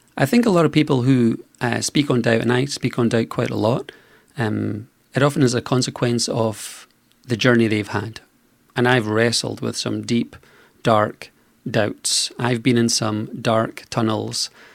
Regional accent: Scotland, United Kingdom; I was born in Scotland.

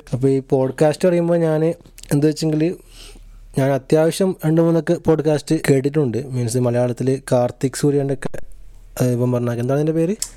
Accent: Kasaragod, Kerala, India; moved away as an adult; now in Edinburgh, United Kingdom; എൻ്റെ നാട് കാസർഗോഡാണ്

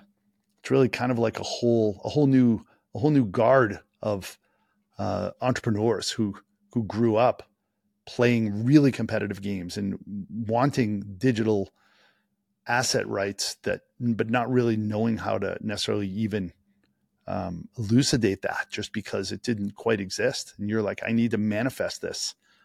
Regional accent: Boston, Massachusetts, United States; I'm from Boston

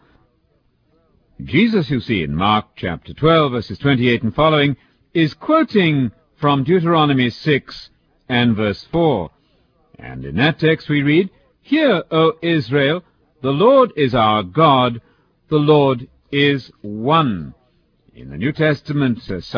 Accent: England, United Kingdom; if I come to the States as an Englishman

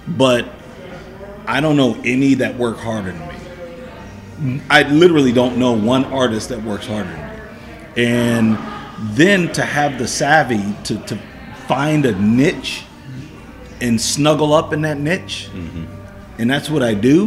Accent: Cleveland, Ohio, United States; I'm from Cleveland

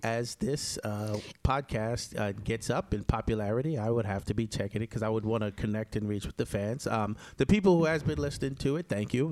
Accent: New York, United States; also born or lived in Jamaica; New Yorkers, we always have a knife somewhere

